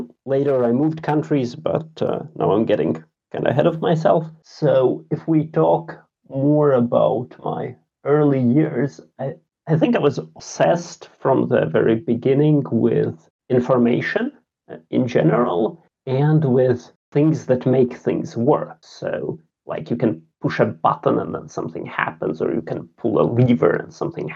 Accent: Riga, Latvia; English is a second language; moved away as an adult; now in Sweden; I grew up in Riga, the capital of Latvia.

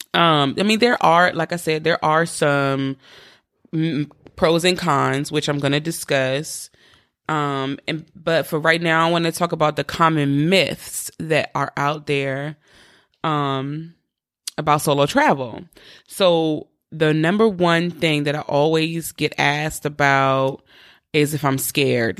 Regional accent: East Coast, United States; I'm from the East Coast

